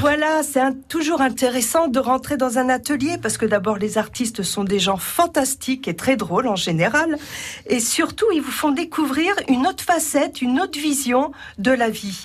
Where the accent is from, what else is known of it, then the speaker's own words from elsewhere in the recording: Brittany, France; also born or lived in Roussillon (pays catalan); now in Roussillon, France; je suis de Bretagne à l'origine